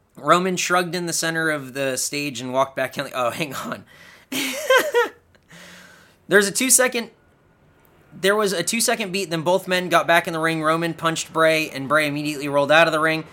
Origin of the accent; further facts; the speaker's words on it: Southern California, United States; We're from Southern California